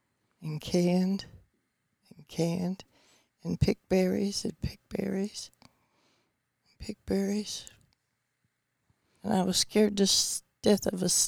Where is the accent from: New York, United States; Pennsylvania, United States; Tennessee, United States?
Tennessee, United States; Bristol; Right in Tennessee. Around Bristol.